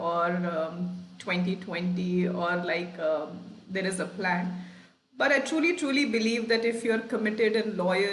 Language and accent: English; Lucknow, Uttar Pradesh, India; moved away; also born or lived in Sheffield; I grew up in Lucknow, you know, in a working middle class home